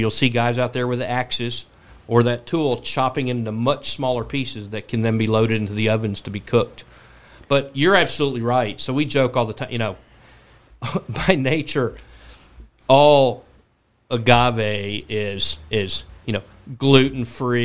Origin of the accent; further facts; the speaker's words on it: Kentucky, United States; it's my home state